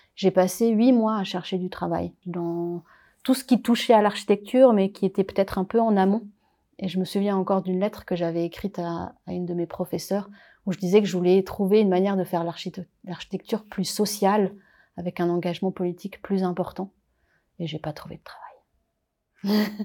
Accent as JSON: {"language": "French", "area": "Paris region", "region": "Île-de-France", "country": "France", "tie": "born or raised there", "also_born_or_lived": "Réunion", "moved": "yes", "lives_now": "Geneva, Switzerland", "said": "je suis réunionnaise, mais j'ai grandi en métropole, dans une famille réunionnaise donc en région parisienne"}